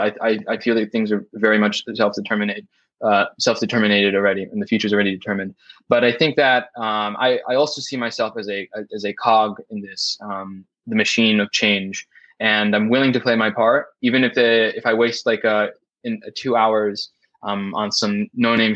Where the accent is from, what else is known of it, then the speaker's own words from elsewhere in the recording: United States; I am an American